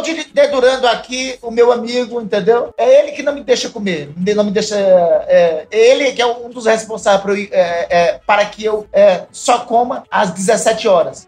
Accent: Garanhuns, Pernambuco, Brazil; now in Macapá, Brazil; eu nasci lá em Garanhuns

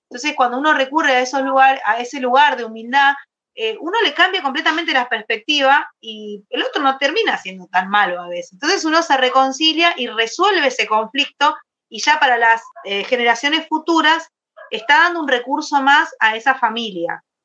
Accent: Argentina; soy de Argentina.

